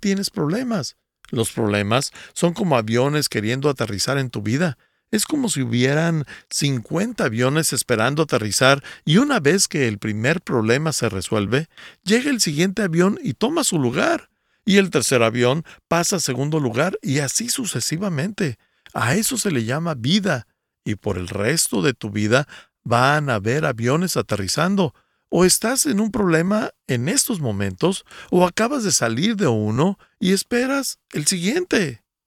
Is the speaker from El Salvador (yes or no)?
no; Guatemala; soy de Guatemala.